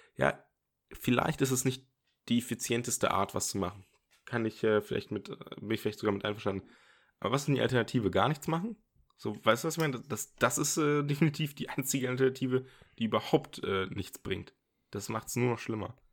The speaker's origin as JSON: {"language": "German", "town": "Osnabrück", "region": "Lower Saxony", "country": "Germany", "moved": "yes", "lives_now": "Dortmund, Germany", "said": "ich komme ja ursprünglich aus Osnabrück oder war da auch sehr lange im Jugendzentrum"}